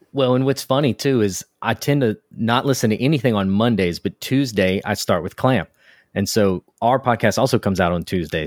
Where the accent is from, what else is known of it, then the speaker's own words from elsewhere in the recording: United States; now in Houston, United States; I'm from America. Uh, I'm in Texas, in Houston